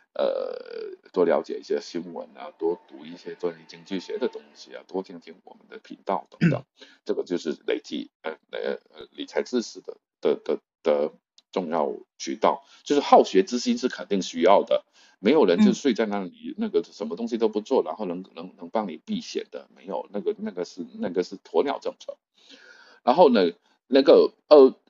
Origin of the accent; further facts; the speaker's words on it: China; 我们中国人